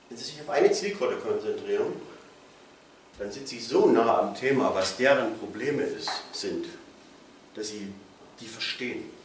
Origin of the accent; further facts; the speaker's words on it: Plauen, Saxony, Germany; Ich komme hier aus Plauen